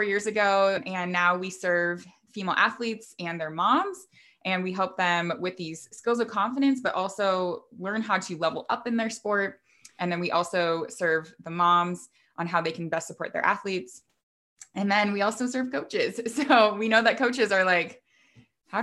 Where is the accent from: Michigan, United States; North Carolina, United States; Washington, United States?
Washington, United States; Vancouver; moved away as an adult; my husband and I relocated back to where we grew up here in Vancouver, Washington